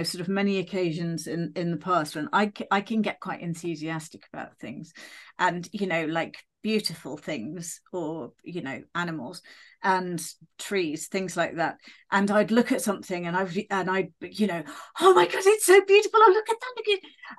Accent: United Kingdom; we're British.

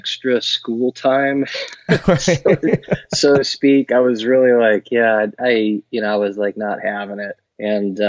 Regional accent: Portland, Oregon, United States; I was born in Portland, and it has been where I've been living forever

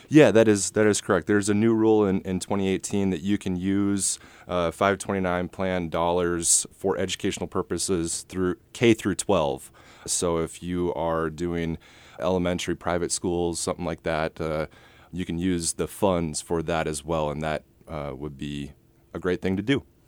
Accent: Rosemount, Minnesota, United States; moved away as an adult; also born or lived in Iowa City, United States / West Des Moines, United States; now in Perry, United States; I grew up in Minneapolis, a suburb called Rosemont

